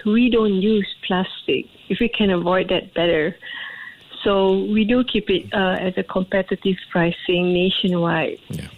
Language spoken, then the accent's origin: English; Singapore; I'm a Singaporean